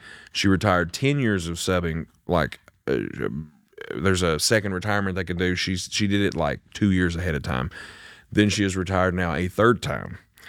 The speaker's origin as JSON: {"language": "English", "town": "Bath County", "country": "United States", "tie": "born or raised there", "said": "It was just not available in Tunnel Hill. {S4} Right. {S3} that's called growing up in Bath County."}